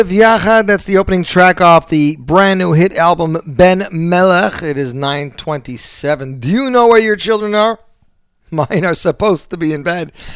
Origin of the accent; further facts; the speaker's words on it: Montreal, Quebec, Canada; now in Brooklyn, United States; I'm from Montreal